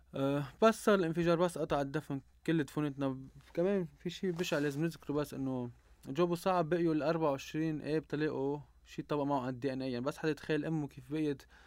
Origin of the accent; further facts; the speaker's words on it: Mishmish, Keserwan-Jbeil, Lebanon; انا من جرود جبال من مشمش وبعتز اني من ضيعتي